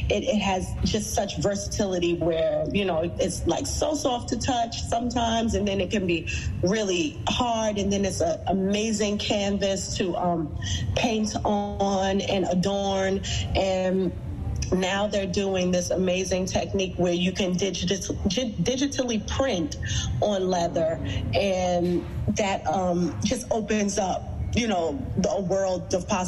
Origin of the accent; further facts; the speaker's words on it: New York City, New York, United States; Brooklyn is where I'm born and raised. I grew up in Fort Greene.